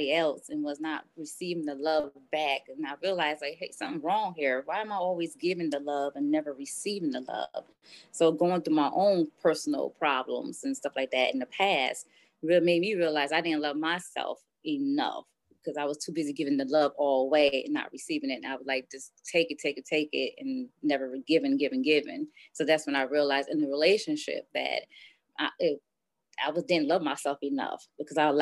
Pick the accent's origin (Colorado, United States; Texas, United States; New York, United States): New York, United States; Poughkeepsie; now in Buffalo, United States; I'm originally from Poughkeepsie, New York